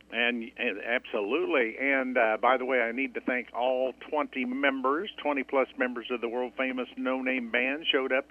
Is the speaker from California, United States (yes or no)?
no; Deepwater, Missouri, United States; my hometown in Deepwater, Missouri.